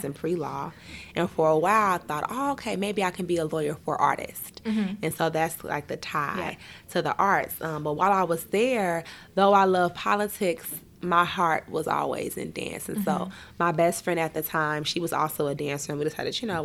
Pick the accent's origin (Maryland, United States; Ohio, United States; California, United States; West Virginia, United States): Ohio, United States; Dayton; growing up in Dayton, Ohio, it's a pretty small town.